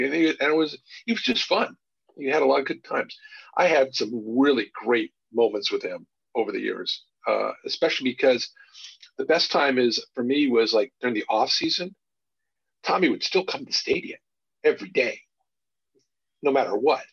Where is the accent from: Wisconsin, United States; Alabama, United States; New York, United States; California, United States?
California, United States; Beverly Hills; I grew up in Beverly Hills.